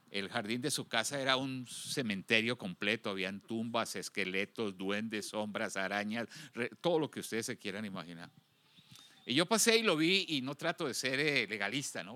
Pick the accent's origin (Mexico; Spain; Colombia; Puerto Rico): Colombia; now in Houston, United States; cuando estaba en mi país, Colombia, de origen